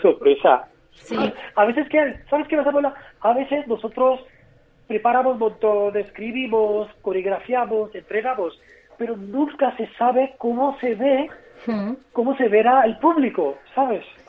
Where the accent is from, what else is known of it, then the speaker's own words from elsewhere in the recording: Mumbai, Maharashtra, India; Spanish is a second language; now in Madrid, Spain; Y somos de Bombay